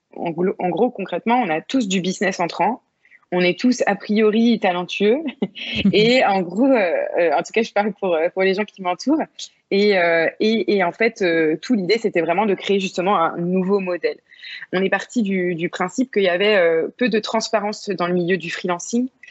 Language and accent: French; Vannes, Brittany, France; moved away as an adult; now in Bordeaux, France; j'ai grandi vraiment en Bretagne Sud, du côté de Vannes